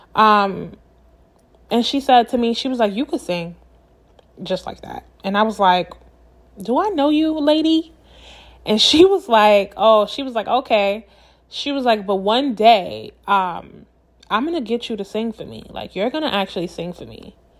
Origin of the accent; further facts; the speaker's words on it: New York City, New York, United States; I'm from Brooklyn